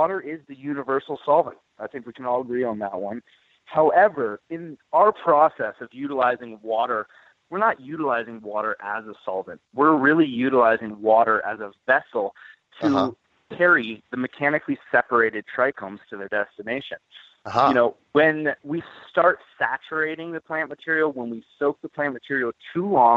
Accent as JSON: {"language": "English", "region": "Northern California", "country": "United States", "tie": "born or raised there", "said": "Growing up in Northern California"}